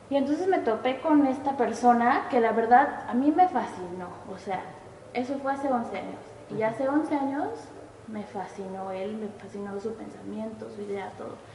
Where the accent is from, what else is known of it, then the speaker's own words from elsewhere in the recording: Oaxaca, Mexico; moved away; also born or lived in Veracruz / Xalapa; soy de Oaxaca. Nací en Veracruz, pero creo que viví ahí un mes y ahí por trabajo en su pan, nos fuimos a a Oaxaca.